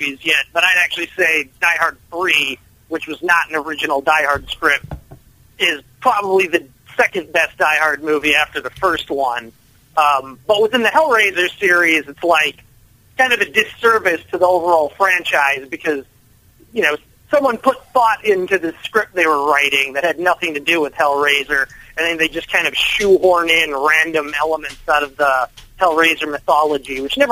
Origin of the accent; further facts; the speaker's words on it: a suburb of Minneapolis, Minnesota, United States; I grew up in Minnesota, in a suburb of Minneapolis